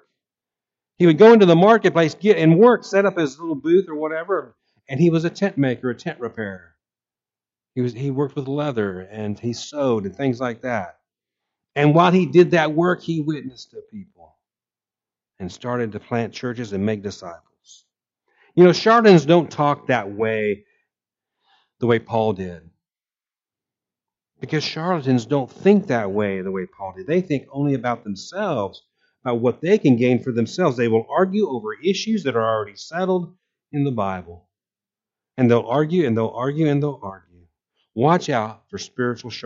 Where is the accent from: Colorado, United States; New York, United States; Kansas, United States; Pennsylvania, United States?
Kansas, United States; Abilene; moved away; I was born in Abilene, and my mother lived there for years